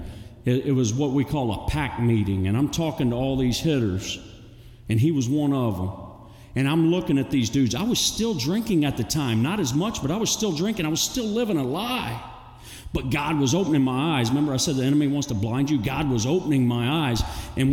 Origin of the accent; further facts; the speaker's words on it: Texas City, Texas, United States; I grew up in Texas City, Galveston